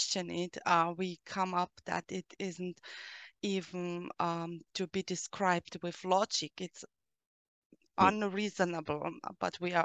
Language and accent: English; Austria; English is a second language; I'm from Austria